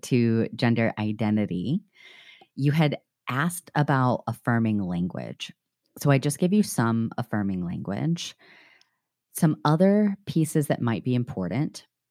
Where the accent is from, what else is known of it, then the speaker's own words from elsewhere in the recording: the South, United States; now in Chicago, United States; growing up in the South